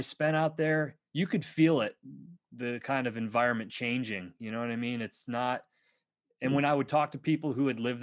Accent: East Coast, United States; we're all from the East Coast

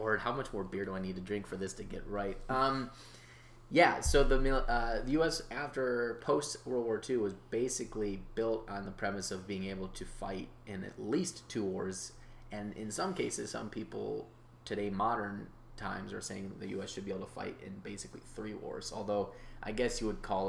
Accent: United States; I really love being an American

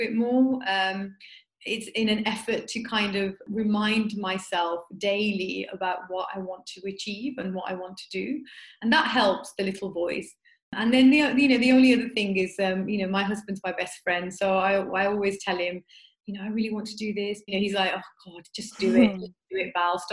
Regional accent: Smethwick, West Midlands, United Kingdom; I grew up in Smethwick, which is it's quite, you know, predominantly Asian area where I grew up

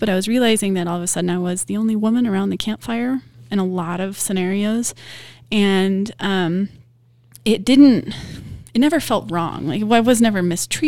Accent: Wyoming, United States; also born or lived in California; I moved back to Wyoming from California

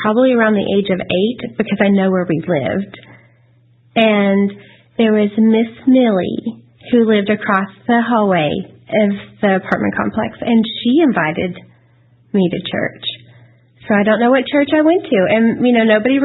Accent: Dallas, Texas, United States; I was raised in Dallas

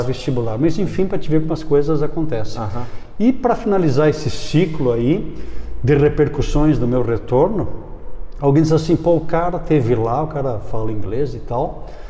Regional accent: Brazil; also born or lived in Ohio, United States; eu sou do Brasil.

